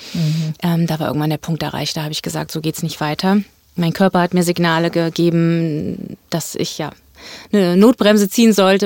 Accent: Göttingen, Lower Saxony, Germany; moved away as an adult; now in Hamburg, Germany; ich ähm, komme aus Göttingen, das ist meine Heimatstadt

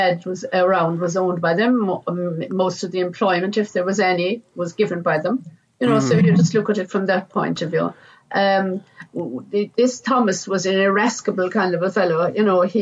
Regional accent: Ireland; I'm Irish myself

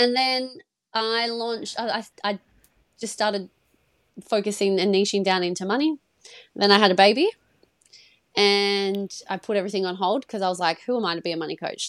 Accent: Perth, Western Australia, Australia; I'm from Perth in Australia. I'm from the west side.

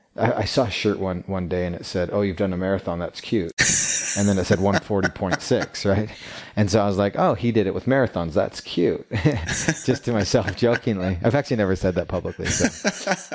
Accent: Calgary, Alberta, Canada; now in Utah, United States; I grew up in Canada, Calgary, Alberta

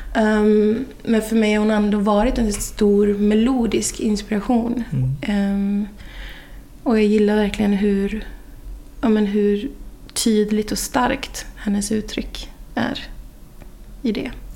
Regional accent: Boden, Norrbotten County, Sweden; moved away as an adult; also born or lived in Piteå / Stockholm; now in Kungälv, Sweden; Jag är från Boden

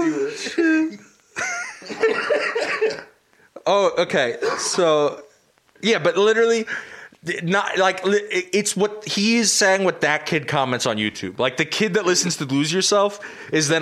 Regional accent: Long Island, New York, United States; As an Irish person who grew up on Long Island

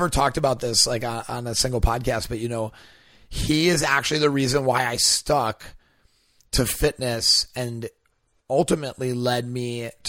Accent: Wisconsin, United States; because I'm from Wisconsin, his family was from Wisconsin.

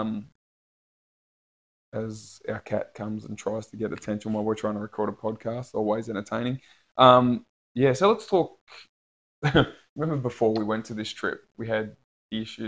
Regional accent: Australia; I'm from Australia.

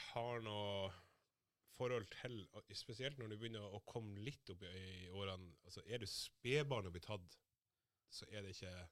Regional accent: Somalia; now in Norway; når jeg flytta fra Somalia, så bodde jeg blant Altså, jeg flytta til Sømna

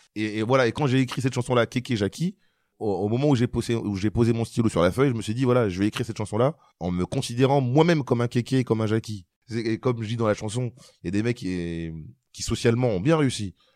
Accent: Marly-Gaumont, Hauts-de-France, France; je jouais au foot quand j'étais euh, gamin euh, à Marly Gaumont

